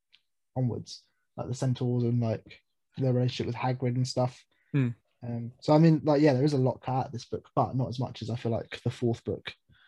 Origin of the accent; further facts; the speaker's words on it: Birmingham, West Midlands, United Kingdom; on, I'm from Birmingham.